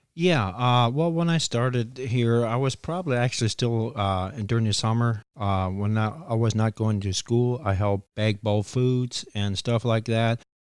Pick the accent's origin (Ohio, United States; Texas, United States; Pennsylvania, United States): Ohio, United States; beside Bunker Hill Cheese; I grew up right beside the Cheese House here